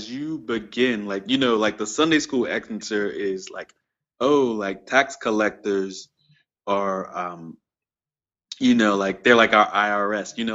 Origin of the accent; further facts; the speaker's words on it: Staten Island, New York, United States; He was from Richmond, like me. Uh, Virginia. He was from Richmond. I'm from Staten.